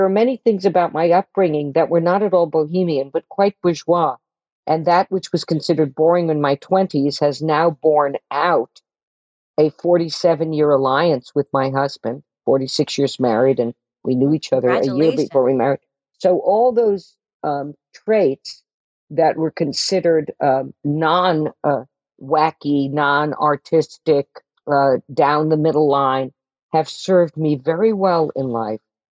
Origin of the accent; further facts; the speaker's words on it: Scarsdale, New York, United States; also born or lived in Manhattan, New York; I was brought up in Scarsdale, New York